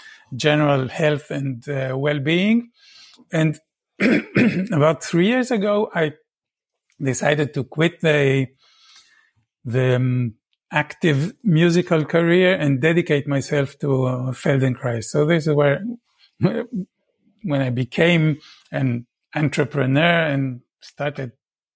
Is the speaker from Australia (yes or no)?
no; Tel Aviv, Tel Aviv District, Israel; I was born in Israel. I grew up in Tel Aviv